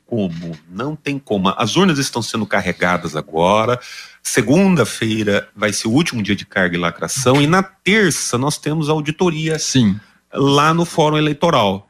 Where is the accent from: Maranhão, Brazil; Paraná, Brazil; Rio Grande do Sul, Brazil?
Paraná, Brazil; Londrina; Aqui em Londrina, é, eu sou londrinense também